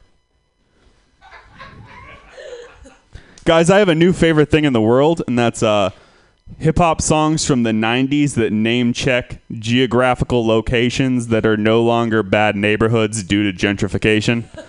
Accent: Santa Rosa, California, United States; I am from Santa Rosa

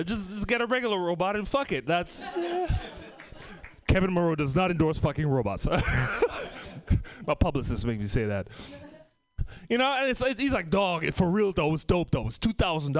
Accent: Trinidad & Tobago; moved away; also born or lived in Oakland / Bay Area; I came from the Caribbean. By from the Caribbean, Trinidad and Tobago.

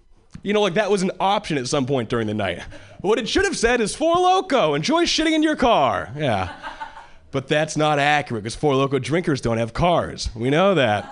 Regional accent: Hawaii, United States; moved away as an adult; now in Boston, United States; Originally I was born and raised in Hawaii.

